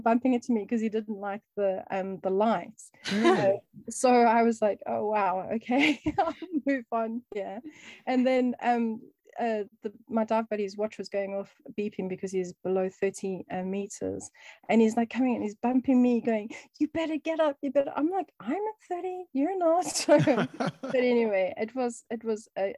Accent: Cape Town, Western Cape, South Africa; also born or lived in East London, South Africa; now in United Kingdom; we moved from Cape Town in South Africa.

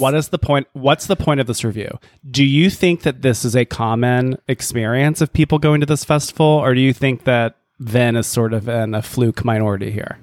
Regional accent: the South, United States; moved away; born and raised in the South

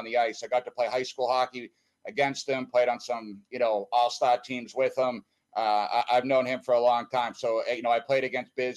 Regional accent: Boston, Massachusetts, United States; accent: Boston; also born or lived in Canton, Massachusetts; I'm originally from Boston, Mass. I actually grew up in a little town. I originally grew up in the North Bend, and then I moved out of there to a place called Canton

